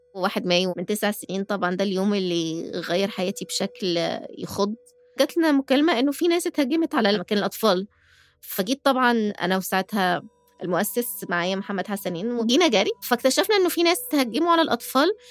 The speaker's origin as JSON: {"language": "Arabic", "country": "Egypt", "also_born_or_lived": "United States", "said": "أنا طول ما أنا في مصر آه، بتعامل كمصرية مش كأمريكية"}